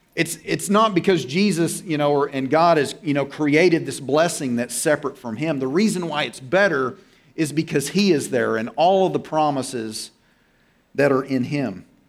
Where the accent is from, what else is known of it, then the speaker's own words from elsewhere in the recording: Oklahoma, United States; I'm from Oklahoma and, you know, Tornado Alley.